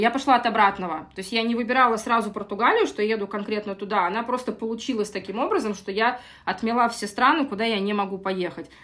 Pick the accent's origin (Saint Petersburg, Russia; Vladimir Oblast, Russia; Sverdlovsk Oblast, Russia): Saint Petersburg, Russia; moved away as an adult; now in Lisbon, Portugal; Я из России, из Санкт-Петербурга. Я в Питере родилась и прожила всю жизнь.